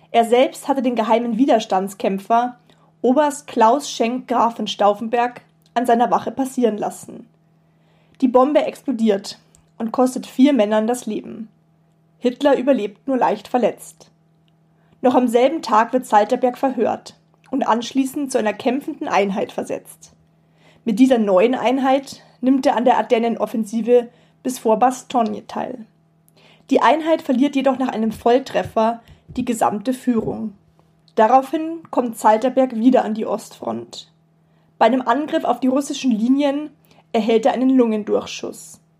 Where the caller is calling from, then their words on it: Rosenheim, Bavaria, Germany; Ich bin aus Rosenheim, das ist im, in Oberbayern, das ist so 60 Kilometer südlich von München.